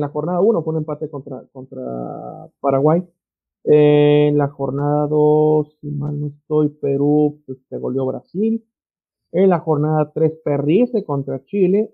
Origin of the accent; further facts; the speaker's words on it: Mexico; es México, somos la torre de Babel aquí